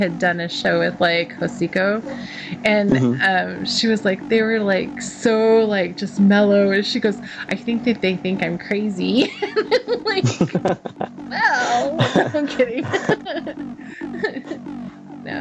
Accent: Texas, United States; accent: Texan; moved away; my home state. And then I start talking like a Texan

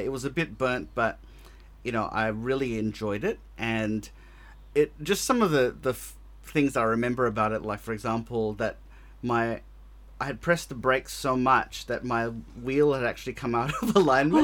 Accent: Australia; accent: very Australian; my very Australian accent

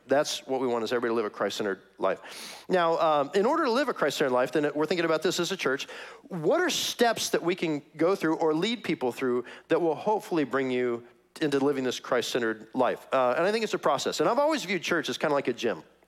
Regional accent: Kansas City, Missouri, United States; moved away; I'm from Kansas City, that's my hometown

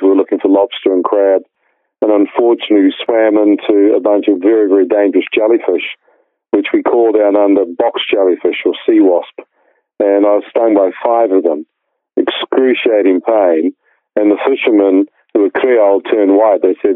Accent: New Zealand; I was born in New Zealand

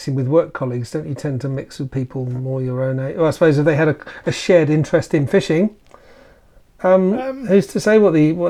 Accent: United Kingdom; Because that's what we say in Britain, don't we?

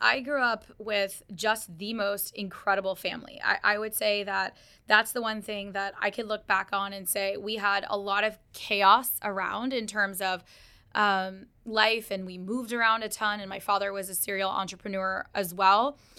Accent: Dallas, Texas, United States; also born or lived in Karachi; And we moved to Dallas. I was one. And then my brother was born in Texas. And so I grew up in Dallas like half of my life. And so go Cowboys. And so we grew up in Texas.

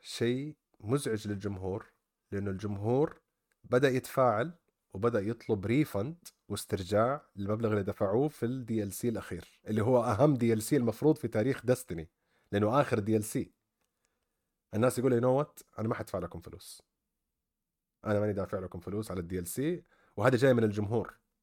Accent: Saudi Arabia; عندنا في السعوديه

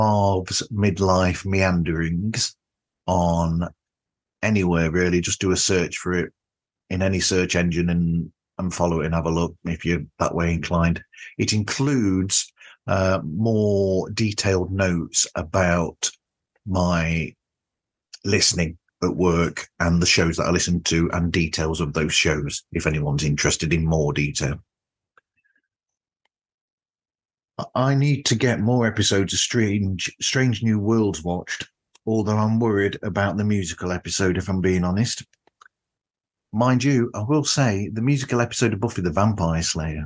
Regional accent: United Kingdom; as a Brit

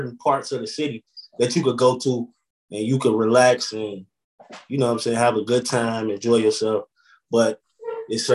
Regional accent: Chicago, Illinois, United States; now in Atlanta, United States; It was good growing up on the east side

